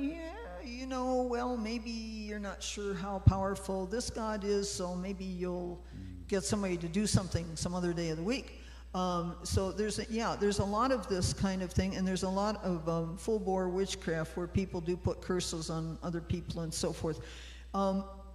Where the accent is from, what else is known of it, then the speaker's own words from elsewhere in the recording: United States; moved away; as American Christians